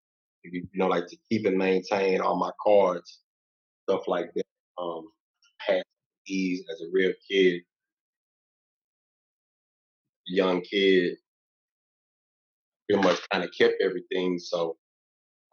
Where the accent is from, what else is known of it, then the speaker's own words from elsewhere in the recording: Louisiana, United States; now in Texas, United States; I'm from Louisiana, born and raised. Now, like, I reside in Texas